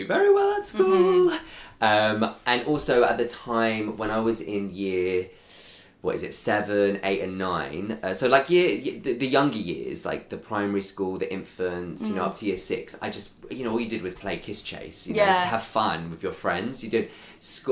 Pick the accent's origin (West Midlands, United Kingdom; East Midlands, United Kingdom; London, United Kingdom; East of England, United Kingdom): London, United Kingdom; I am from North London through and through. So a little place called Crouch End